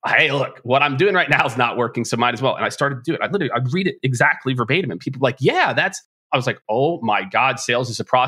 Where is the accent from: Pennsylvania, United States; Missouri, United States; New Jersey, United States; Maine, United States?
Missouri, United States; Lee's Summit; I grew up on the Missouri side. Lee Summit's the name of the city I grew up